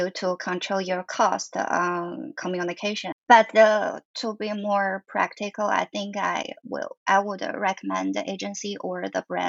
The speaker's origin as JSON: {"language": "English", "region": "Gansu", "country": "China", "tie": "born or raised there", "moved": "yes", "lives_now": "Shanghai, China", "said": "I grew up in Gansu."}